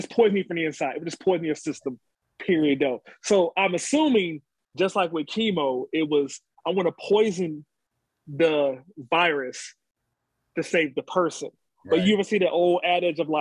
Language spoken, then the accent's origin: English; Chicago, Illinois, United States; So when I grew up in Chicago, was not a Lakeview area.